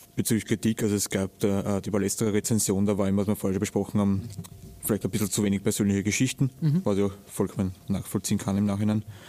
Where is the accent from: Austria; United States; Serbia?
Austria; bei uns in Österreich